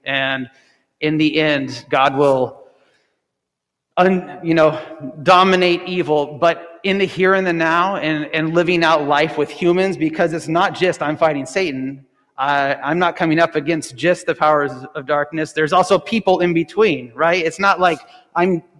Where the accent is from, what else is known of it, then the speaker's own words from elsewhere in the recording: United States; as American Christians